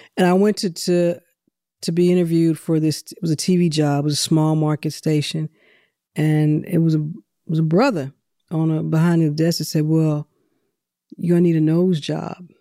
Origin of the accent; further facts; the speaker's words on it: St. Louis, Missouri, United States; now in Atlanta, United States; I'm from Saint Louis.